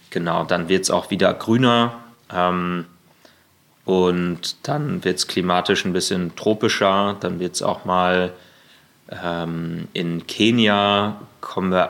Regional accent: Berlin, Germany; Ja, ja, ja, Berlin. genau.

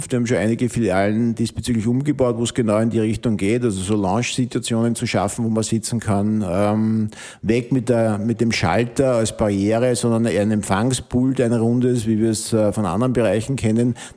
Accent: Upper Austria, Austria; ich komme aus dem Innviertel.

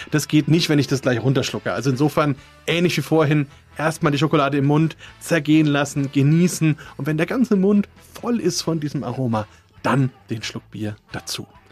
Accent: Franconia, Bavaria, Germany; Bei uns in Franken

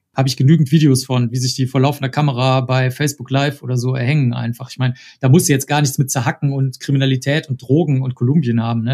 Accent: Cologne, North Rhine-Westphalia, Germany; also born or lived in United States; Ich komme aus Köln. Ich bin hier aufgewachsen

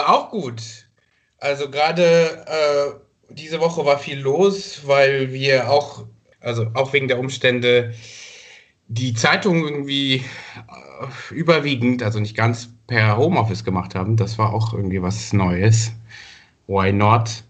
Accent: Rwanda; moved away; eine Verfilmung seiner Geschichten immer als Kind in Ruanda gesehen

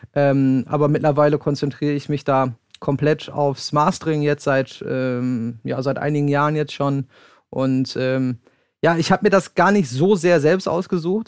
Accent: Sauerland, North Rhine-Westphalia, Germany; ich komme gebürtig aus dem Sauerland

